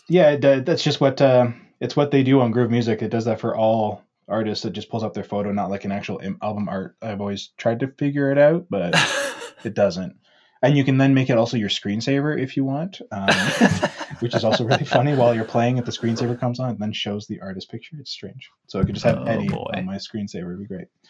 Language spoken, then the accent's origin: English; Ontario, Canada; also born or lived in Alberta; now in Vancouver, Canada; I grew up in Ontario, also very familiar with snow out there